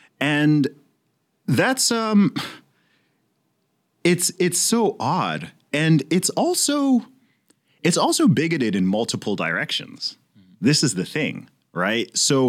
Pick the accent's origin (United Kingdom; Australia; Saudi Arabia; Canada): Saudi Arabia; I mean, I grew up in Saudi Arabia, but I was like, yo, I had extremely diverse classes.